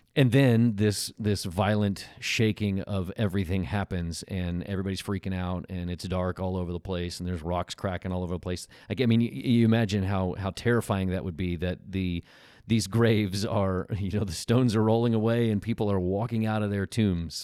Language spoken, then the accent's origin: English; Tornado Alley, United States; moved away as an adult; now in California, United States; I grew up in Tornado Alley